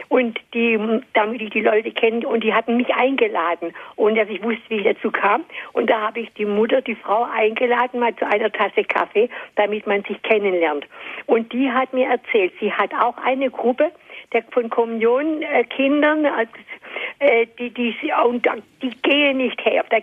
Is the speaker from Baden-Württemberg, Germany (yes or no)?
yes; Stuttgart, Baden-Württemberg, Germany; ich bin aus Stuttgart und der Pfarrer in unserer Gemeinde